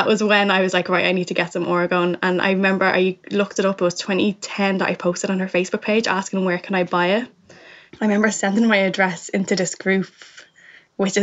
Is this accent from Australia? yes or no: no; Ireland; I'm from Ireland and I didn't live over there